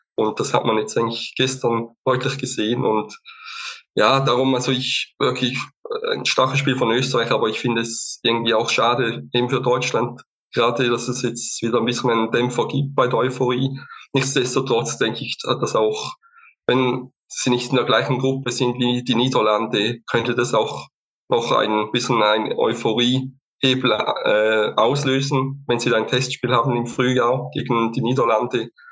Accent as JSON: {"language": "German", "area": "Lake Constance region", "region": "Eastern Switzerland", "country": "Switzerland", "said": "ich komme auch aus der Schweiz, bin ebenfalls äh, Unterstützer des FC St. Gallen, äh, komme auch aus der Ostschweiz, Bodenseeregion"}